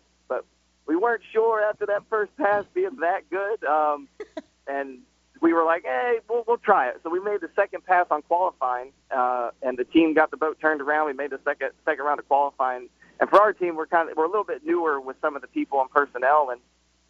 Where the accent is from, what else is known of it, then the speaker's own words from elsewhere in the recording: Georgia, United States; we're from Georgia